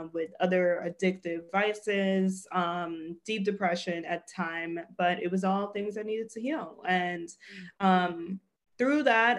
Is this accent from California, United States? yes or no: no; New York City, New York, United States; moved away as an adult; also born or lived in Los Angeles; I'm from Brooklyn, New York.